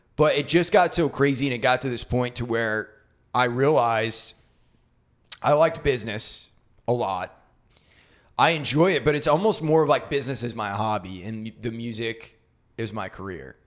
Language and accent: English; Brunswick, Maine, United States; moved away as an adult; also born or lived in Colorado; a place in my hometown in Brunswick